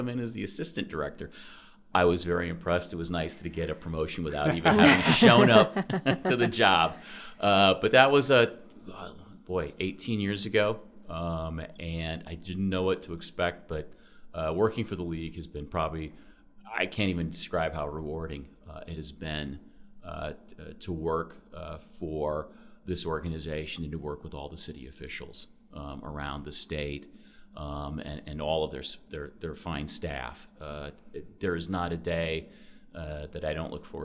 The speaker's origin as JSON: {"language": "English", "town": "Fairfield", "region": "Iowa", "country": "United States", "tie": "born or raised there", "said": "I grew up in Fairfield, Iowa, lived there until"}